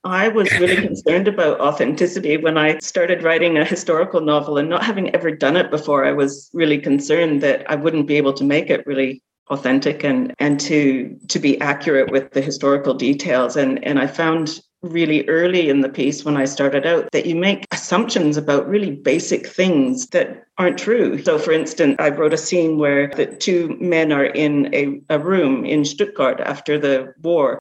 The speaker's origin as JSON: {"language": "English", "country": "Canada", "tie": "born or raised there", "moved": "yes", "lives_now": "Australia", "said": "growing up in Canada, living in Australia"}